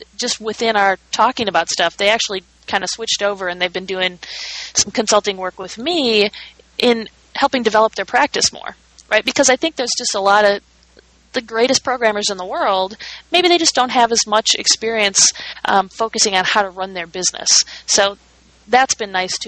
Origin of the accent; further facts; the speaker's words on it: Minnesota, United States; moved away; I'm from Minnesota